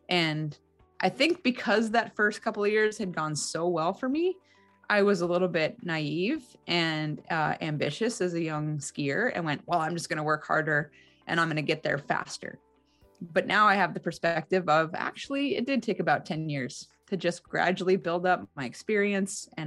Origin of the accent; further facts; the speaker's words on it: Salt Lake City, Utah, United States; born there; Well, I was born in Salt Lake City. My mom was going to law school at the University of Utah. So it felt kind of cool to be going to my first Olympics in my birthplace.